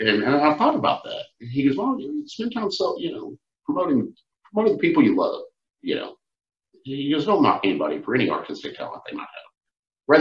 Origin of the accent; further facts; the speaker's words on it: Fort Worth, Texas, United States; There's nothing like the Fort Worth stockyards, man. You know, I'm partial. It's my hometown. You know, that's where I was born and raised.